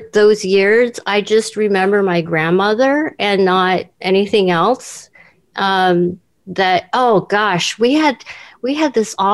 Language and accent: English; Seoul, South Korea; born there; I was born in Seoul, Korea, and my parents had no no work.